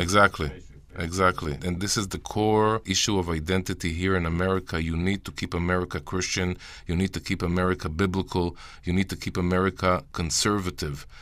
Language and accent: English; Jerusalem, Jerusalem District, Israel; As a kid growing up in Jerusalem and learning in a Jewish high school